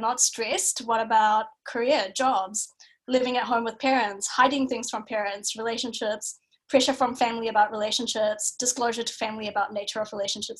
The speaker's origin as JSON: {"language": "English", "country": "New Zealand", "tie": "born or raised there", "also_born_or_lived": "Bangladesh / Singapore", "moved": "as an adult", "lives_now": "Melbourne, Australia", "said": "I'm a Kiwi"}